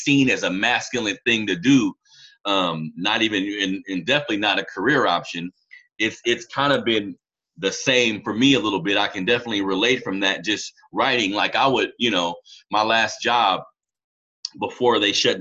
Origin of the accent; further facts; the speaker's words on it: Sacramento, California, United States; I grew up in California, Sacramento, California